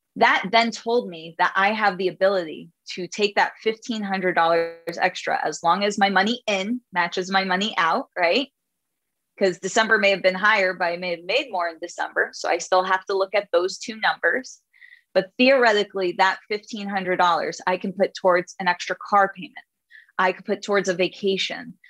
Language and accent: English; New York City, New York, United States; I'm Jewish from Brooklyn